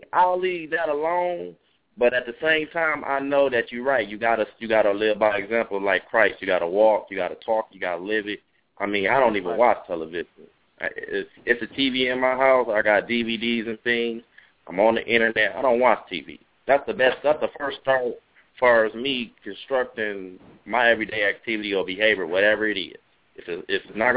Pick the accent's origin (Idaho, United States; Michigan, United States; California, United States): Michigan, United States; Detroit; I was born and raised in Detroit, Michigan